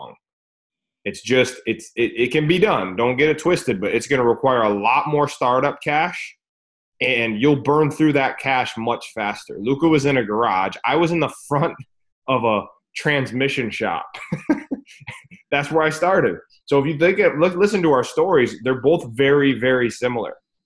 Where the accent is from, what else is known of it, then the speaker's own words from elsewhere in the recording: United States; we're from America, or most of us